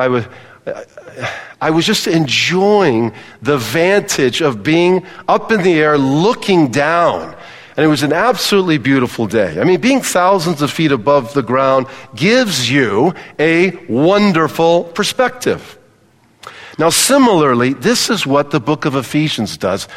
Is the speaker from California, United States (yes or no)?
yes; Palos Verdes, California, United States; moved away; I grew up in Palos Verdes in Southern California